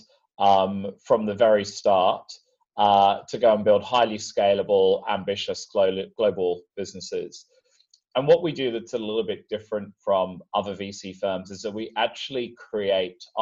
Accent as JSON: {"language": "English", "region": "London", "country": "United Kingdom", "said": "I'm from London originally"}